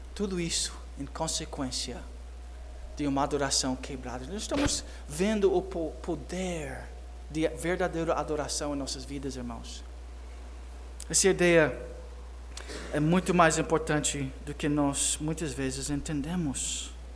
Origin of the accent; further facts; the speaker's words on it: United States; moved away; como criança, eu cresci nos Estados Unidos